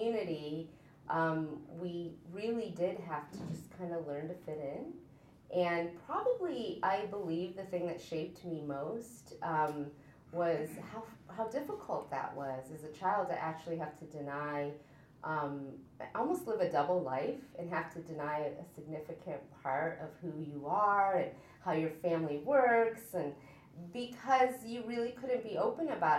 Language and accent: English; New London, Ohio, United States; also born or lived in Cincinnati, Ohio; I grew up in rural Ohio in New London, if any of you know of it, central Ohio, a town, the population of 3,000. And we were the only immigrants.